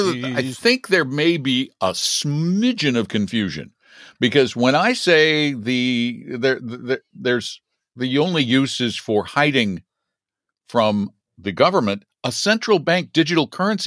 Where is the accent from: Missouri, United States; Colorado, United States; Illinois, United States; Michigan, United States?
Colorado, United States; Boulder; I am, but not from Denver. I'm from Boulder